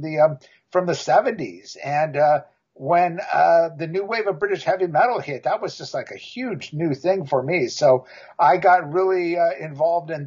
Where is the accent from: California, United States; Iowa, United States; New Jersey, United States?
California, United States; Huntington Beach; also born or lived in Los Angeles; I grew up in Huntington Beach, Orange County, which is about an hour south of Los Angeles